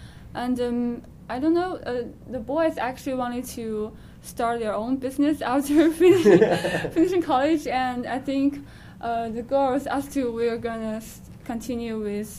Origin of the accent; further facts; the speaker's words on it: China; Well, we're from China